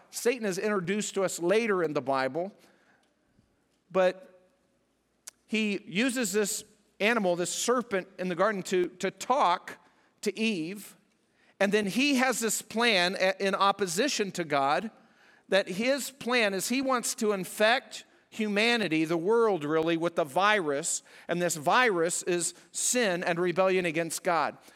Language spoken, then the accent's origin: English; New Mexico and southern Colorado, United States; moved away; I'm from out west. I grew up in New Mexico and southern Colorado